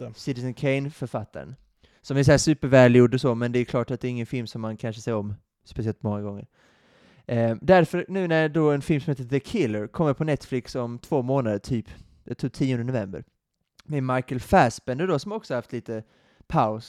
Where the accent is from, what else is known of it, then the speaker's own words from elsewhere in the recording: Sweden; som svensk